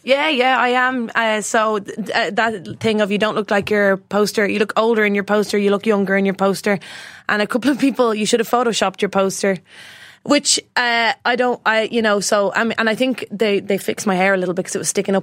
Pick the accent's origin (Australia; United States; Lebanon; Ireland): Ireland; Bray, Leinster; born and raised in Bray